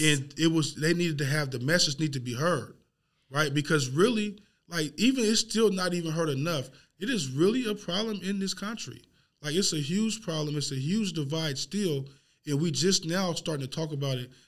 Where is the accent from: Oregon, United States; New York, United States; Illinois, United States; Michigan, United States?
Oregon, United States; Portland; I grew up in Northeast Portland.